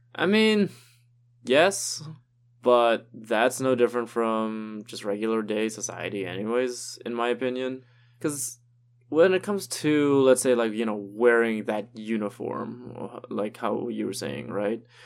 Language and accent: English; Trinidad & Tobago; moved away as an adult; now in Toronto, Canada; me growing up in Trinidad